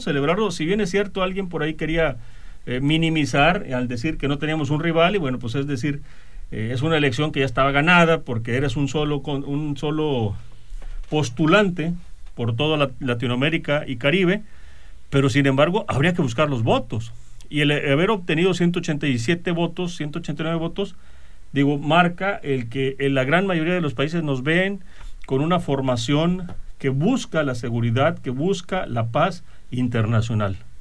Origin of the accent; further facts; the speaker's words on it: Mexico; nosotros como mexicanos